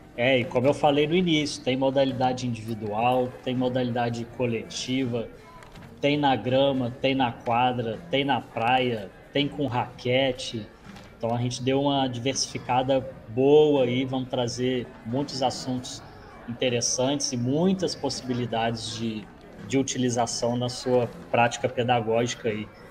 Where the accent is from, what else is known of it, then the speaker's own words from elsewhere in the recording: Juiz de Fora, Minas Gerais, Brazil; now in Juazeiro, Brazil; Juiz de Fora é minha cidade natal